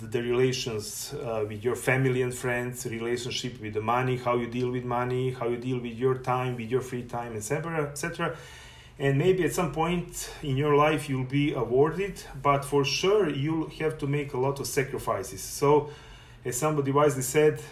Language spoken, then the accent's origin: English; Serbia; moved away as an adult; now in Canada; I was born in Serbia, and from August 2019, I'm proud resident of Canada